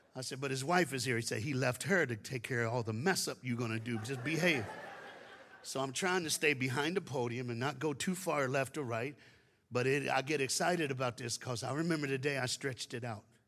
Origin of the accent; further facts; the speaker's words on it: Tennessee, United States; now in Dallas, United States; I was born in Tennessee and I live in Dallas, Texas. So I'm a Southern man